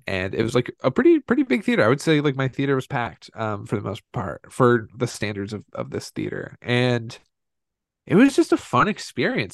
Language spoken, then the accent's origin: English; Indiana, United States; most kids, uh, like us growing up in Indiana